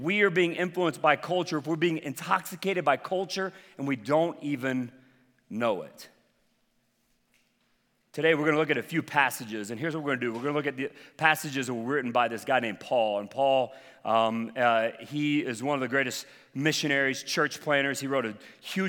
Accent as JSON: {"language": "English", "region": "the South", "country": "United States", "said": "I'm from the South"}